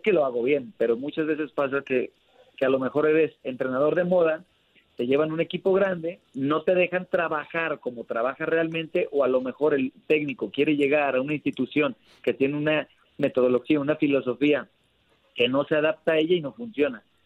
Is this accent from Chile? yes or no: no; Guadalajara, Jalisco, Mexico; also born or lived in Tonalá, Jalisco / Zapopan, Jalisco; Yo, yo crecí en Guadalajara, nací en Guadalajara, me crié en Tonalá y ahora vivo en Zapopan